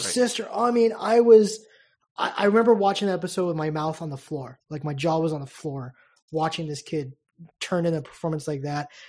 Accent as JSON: {"language": "English", "country": "United States", "said": "a American baseball fan who's used to this game"}